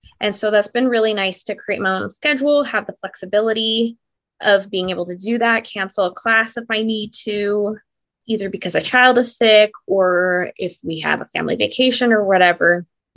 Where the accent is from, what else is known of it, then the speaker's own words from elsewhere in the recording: Southeast Idaho, United States; I was born and bred in Idaho. I have lived in Southeast Idaho my entire life